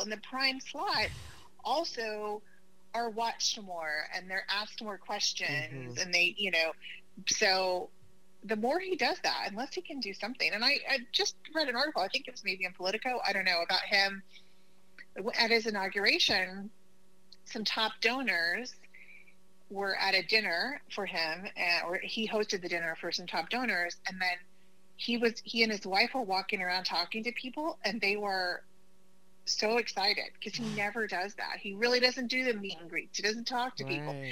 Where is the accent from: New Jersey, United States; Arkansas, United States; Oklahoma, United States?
Oklahoma, United States; moved away; I'm originally from Oklahoma.